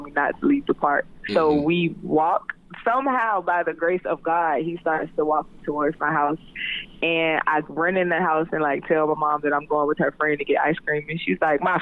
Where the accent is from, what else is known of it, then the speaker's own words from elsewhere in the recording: Jacksonville, Florida, United States; I am from out east